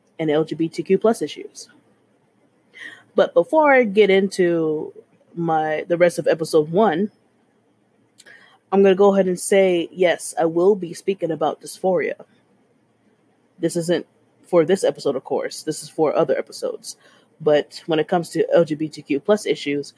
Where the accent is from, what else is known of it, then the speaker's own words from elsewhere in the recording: Texas, United States; I'm a Texan in my late 20s